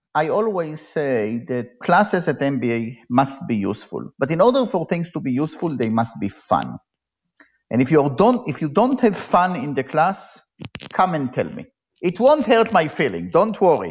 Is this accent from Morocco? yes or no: no; Israel; moved away as an adult; also born or lived in Tel Aviv; now in Berkeley, United States; I grew up in Israel and I was, uh, like all Israelis, I was in the military